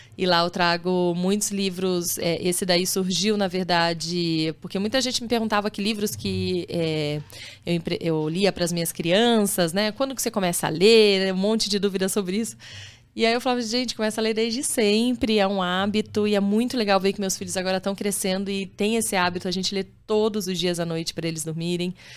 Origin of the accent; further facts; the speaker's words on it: Campinas, São Paulo, Brazil; also born or lived in Rio de Janeiro; eu nasci no Rio, sou carioca, mas já tô. Eu sou de Campinas, né? Tô lá desde os meus 9 anos de idade